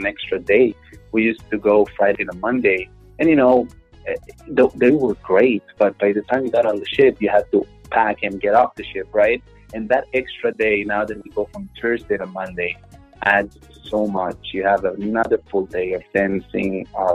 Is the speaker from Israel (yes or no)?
yes; Israel; first language Hebrew; English is a second language; now in Miami, United States; I was born and raised in Israel